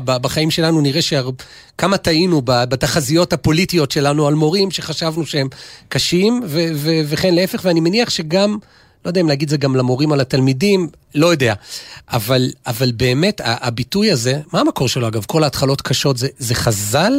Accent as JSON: {"language": "Hebrew", "town": "Jerusalem", "region": "Jerusalem District", "country": "Israel", "said": "בשבילי כירושלמי"}